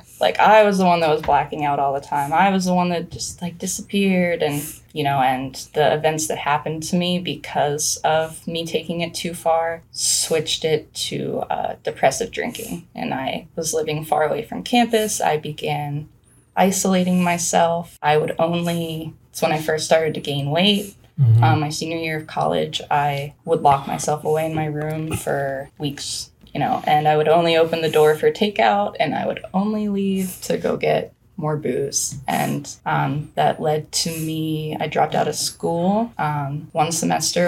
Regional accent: near Penn State, Pennsylvania, United States; Penn State is 30 minutes from my hometown

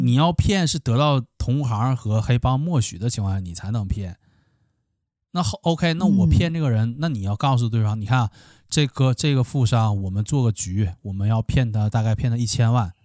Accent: Northeast China, China; accent: Northeastern (Dongbei) dialect; 我们东北话

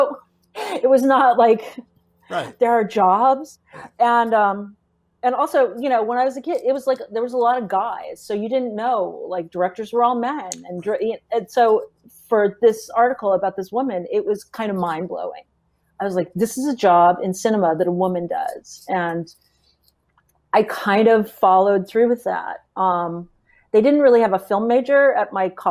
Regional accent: Tucson, Arizona, United States; I grew up in Tucson, Arizona, and I ended up going to college there through the University of Arizona.

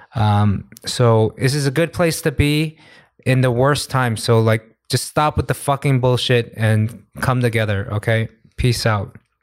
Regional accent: New York, United States; now in Korea; New York, I'm from New York

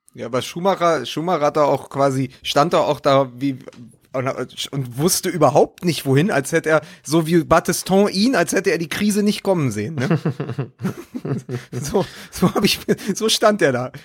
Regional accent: Berlin, Germany; das weiß ich als Berliner

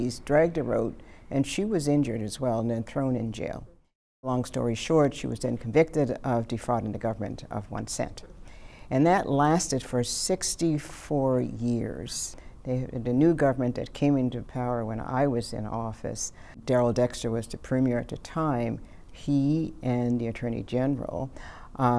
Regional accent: Cape Breton, Nova Scotia, Canada; Cape Breton, where I was born and raised

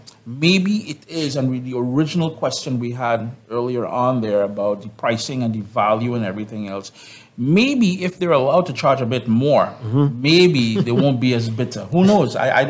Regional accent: Trinidad & Tobago; now in Canada; I am from the Caribbean. I got Caricom blood flowing through my hands, my veins

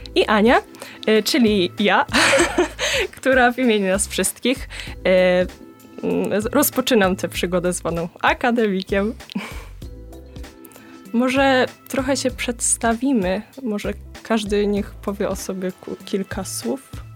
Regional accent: Rożdżały, Poland; z Rożdżał, córka Krzysztofa.

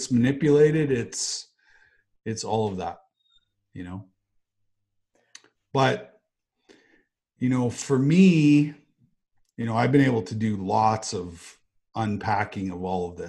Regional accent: Western Canada, Canada; peace and joy and happiness and love and care and respect and, you know, all those things we learned growing up in Western Canada.

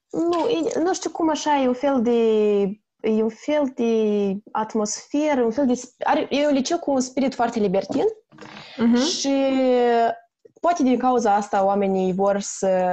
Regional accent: Chișinău, Moldova; moved away as an adult; now in Netherlands; sunt din Republica Moldova, din orașul Chișinău

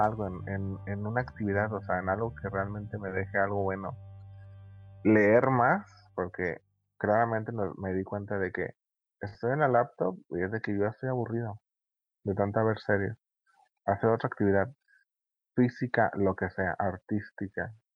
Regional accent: Tepic, Nayarit, Mexico; yo estoy aquí en mi ciudad natal, mi querido Tepic.

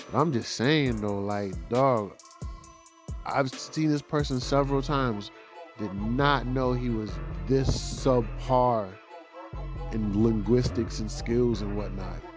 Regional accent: Jamaica; Yo, y'all like my Jamaican accent right there? You know, um, I am very Jamaican

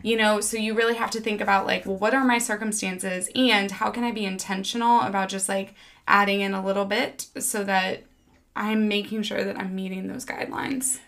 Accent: Missouri, United States; moved away; also born or lived in New York City; I grew up in Missouri

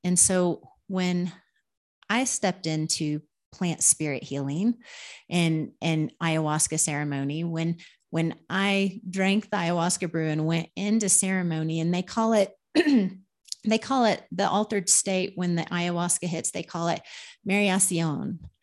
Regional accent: Oklahoma, United States; moved away as an adult; also born or lived in Minnesota; now in Peru; I'm from Oklahoma

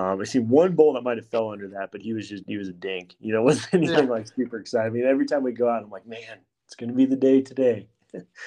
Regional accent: Montana, United States; moved away; Growing up in Montana

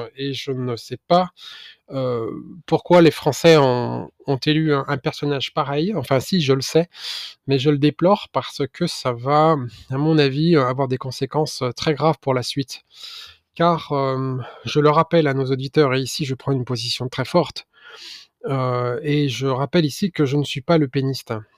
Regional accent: France; en tant que Français

